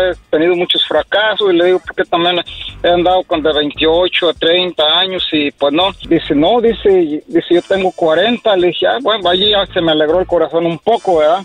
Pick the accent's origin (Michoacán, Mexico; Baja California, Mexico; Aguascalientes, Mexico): Michoacán, Mexico; Apatzingán; yo soy de Michoacán, de allá este, de Apaxingán, Michoacán